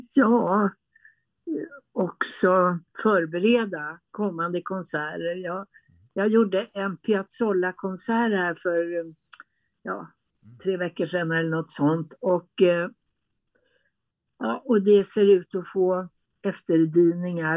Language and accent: Swedish; Västerås, Västmanland, Sweden; jag är född i Västerås mm. och eh, eh, jag bodde där med mina föräldrar i en enrummare